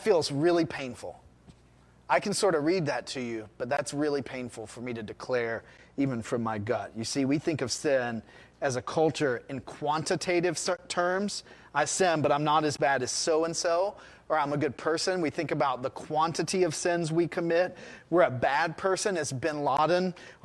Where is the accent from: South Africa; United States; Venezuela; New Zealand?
United States; as an American society